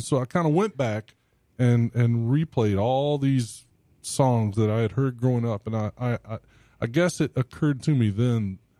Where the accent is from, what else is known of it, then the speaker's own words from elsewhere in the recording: Albany, Georgia, United States; I grew up in Southwest Georgia in Albany, which is about an hour and a half down from south of Macon, maybe an hour and 45.